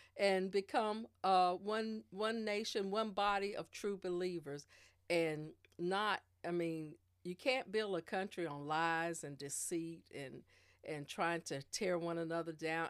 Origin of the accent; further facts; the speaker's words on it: Spring Lake, North Carolina, United States; also born or lived in Germany / Columbia, South Carolina; I was born here in Spring Lake, well, in Fayetteville, North Carolina. I'm from Spring Lake. Uh, b, been in Spring Lake all my life as a child up into, uh, through college.